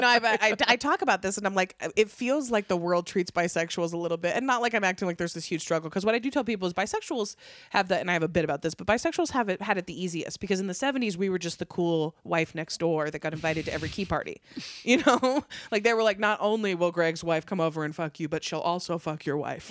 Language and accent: English; Fallon, Nevada, United States; also born or lived in Las Vegas, Nevada; I was born in Vegas, but I was raised in Northern Nevada. So I was raised in a really small farm town